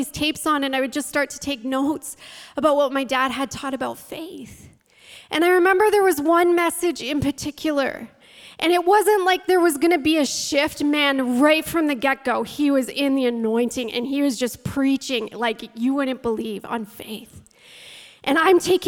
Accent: St. Thomas, Ontario, Canada; now in St. Catharines, Canada; I grew up in the St. Thomas, London area. My dad was a pastor in St. Thomas

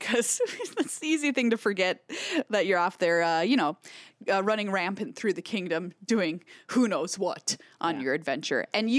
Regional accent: Minnesota, United States; I'm so Minnesotan.

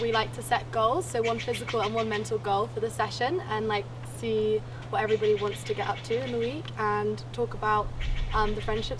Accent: England, United Kingdom; It's my first year at camp. I'm from England

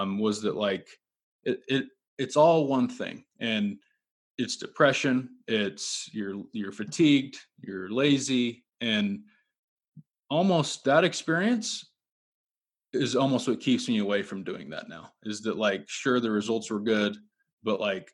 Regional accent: Utah, United States; I grew up in Utah

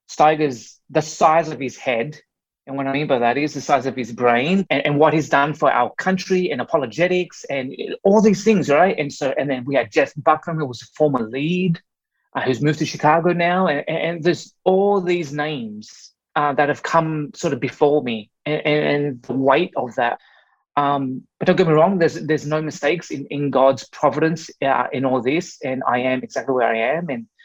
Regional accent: Australia; born and raised in Australia by Vietnamese immigrant parents who escaped the Vietnam War in mid-70s, and they landed in Australia. And I was that sort of first generation born in Australia.

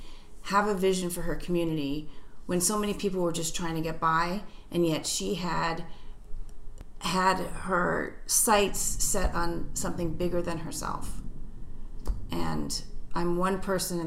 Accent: New York City, New York, United States; I grew up in New York City

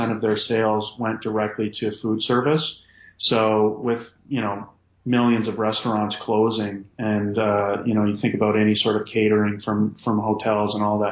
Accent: Calgary, Alberta, Canada; moved away as an adult; now in Halifax, Canada; I'm from Calgary

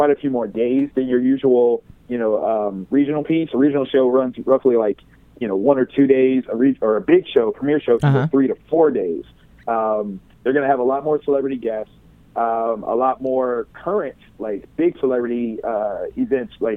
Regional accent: Columbus, Ohio, United States; Wizard World Columbus because that's my hometown

